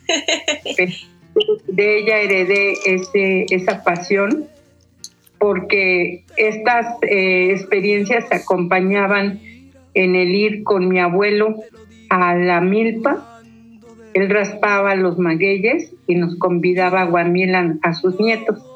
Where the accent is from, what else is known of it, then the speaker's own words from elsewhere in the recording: Mexico City, Mexico; Crecí en Tepepan, muy cercano a Xochimilco